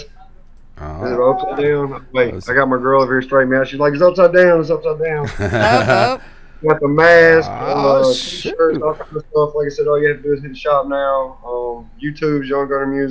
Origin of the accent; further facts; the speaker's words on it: Albany, Georgia, United States; now in Athens, United States; I was born in Albany, Georgia, down in South Georgia, and moved to Athens when I was 15 and been here ever since